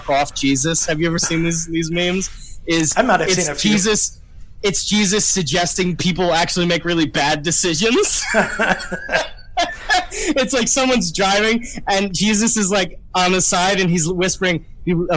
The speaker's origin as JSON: {"language": "English", "region": "New York", "country": "United States", "said": "I'm from New York"}